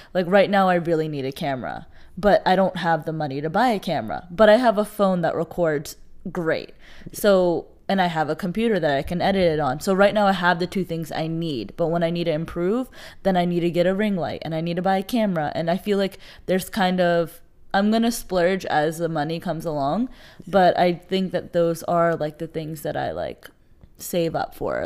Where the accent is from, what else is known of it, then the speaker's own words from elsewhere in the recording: United States; I love identifying as a Pakistani American